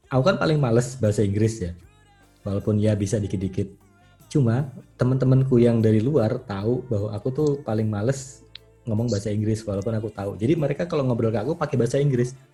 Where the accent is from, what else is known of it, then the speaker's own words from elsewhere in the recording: West Java, Indonesia; accent: Bekasi; aku pakai logat uh, Bekasi gitu kan ya